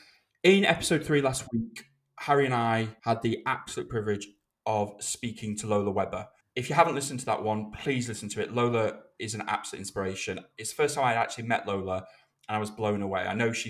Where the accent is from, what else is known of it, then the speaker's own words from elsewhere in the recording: United Kingdom; this is me being British